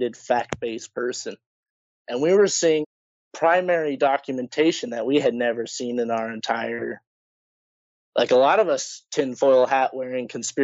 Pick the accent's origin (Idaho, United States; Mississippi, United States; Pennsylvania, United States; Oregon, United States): Idaho, United States; I'm from Idaho, pretty backwater place